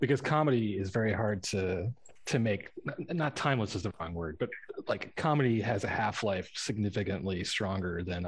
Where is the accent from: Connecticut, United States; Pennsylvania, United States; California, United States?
Pennsylvania, United States; when I was growing up in Pennsylvania